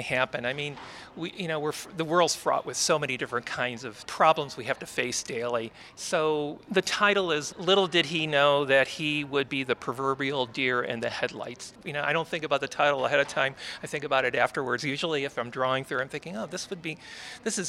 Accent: Chicago, Illinois, United States; moved away as an adult; now in Tucson, United States; I grew up in Chicago, and I moved here in the late

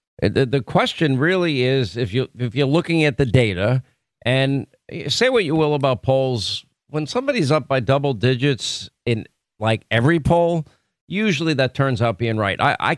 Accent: Florida, United States; It's in Land O'Lakes, Florida, my home state.

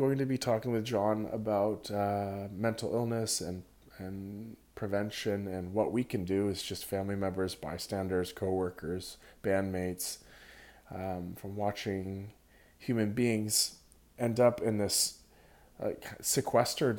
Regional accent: Santa Cruz, California, United States; my hometown of Santa Cruz, where I was born

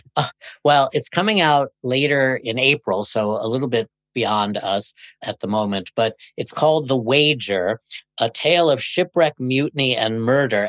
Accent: New York City, New York, United States; I grew up in Brooklyn

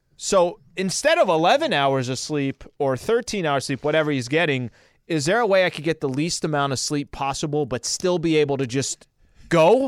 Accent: El Cajon, California, United States; I was still a Chaldean kid growing up in El Cajon.

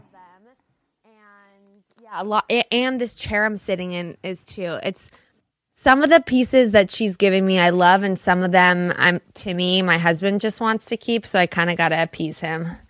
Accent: Los Angeles, California, United States; I grew up in Brentwood.

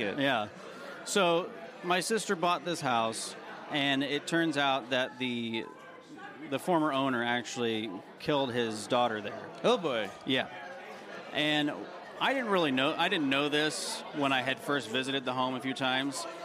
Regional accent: Tennessee, United States; I grew up in Tennessee

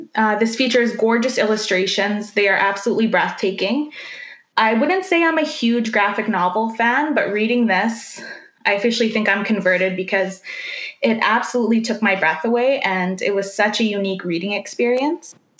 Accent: Lake Manitoba First Nation, Canada; I come from Lake Manitoba First Nation in Manitoba

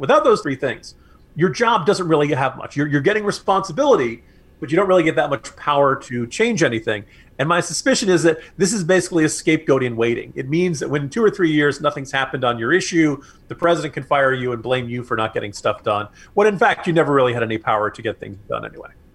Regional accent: New Jersey, United States; now in Virginia, United States; a man born and raised in New Jersey

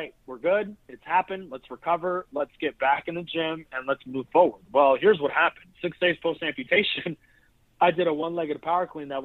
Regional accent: Maryland, United States; also born or lived in Annapolis, Maryland; I'm originally from Maryland. I'm not from Annapolis, Maryland

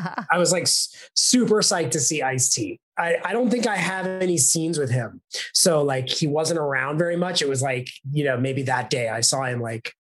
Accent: New York City, New York, United States; moved away as an adult; also born or lived in Los Angeles; I'm from New York City and I grew up there and I started acting from New York City and then moved out to Los Angeles when I was about 25

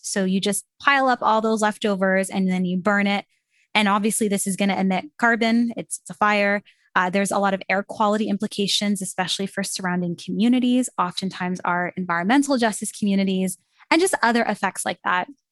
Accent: Canada; I'm from Canada, so I was sitting in Canada in my classroom

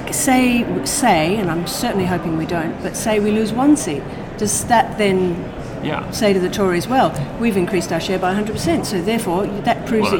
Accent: Australia; now in Scotland, United Kingdom; I am a person who lives in Scotland, yes. I am Australian

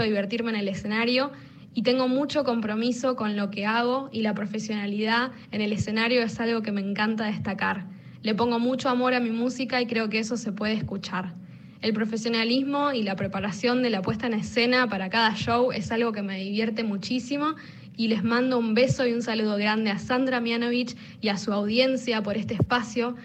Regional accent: Rosario, Santa Fe, Argentina; de Rosario

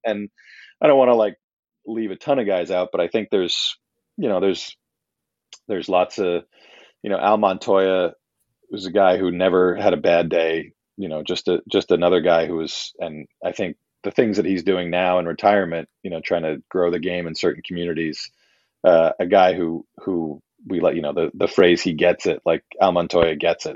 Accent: New York City, New York, United States; growing up in Manhattan in the eighties

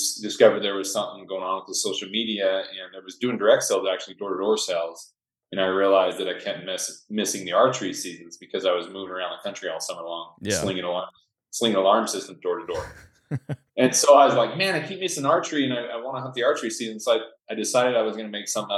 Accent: Northern Utah, United States; also born or lived in Stockholm, Sweden; I grew up here in Northern Utah

